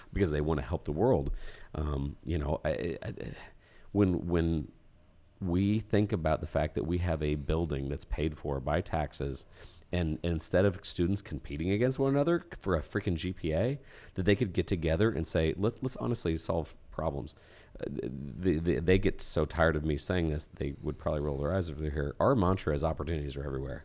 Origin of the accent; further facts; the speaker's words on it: Indiana, United States; we're from Indiana.